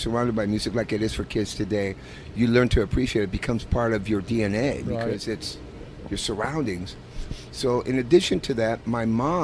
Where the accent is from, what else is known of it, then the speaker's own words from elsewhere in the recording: San Diego, California, United States; also born or lived in Tijuana, Mexico; I was born in San Diego.